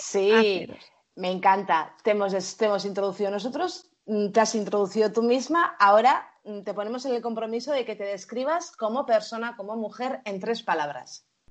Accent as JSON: {"language": "Spanish", "town": "Bilbao", "region": "Basque Country", "country": "Spain", "said": "somos de Bilbao"}